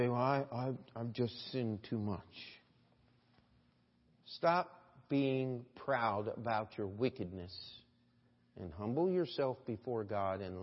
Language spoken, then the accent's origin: English; Carroll County, Maryland, United States; I grew up in Carroll County, Maryland